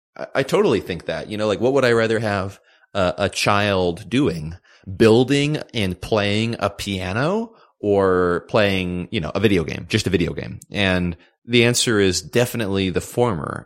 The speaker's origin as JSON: {"language": "English", "country": "United States", "said": "Being, you know, uh, American"}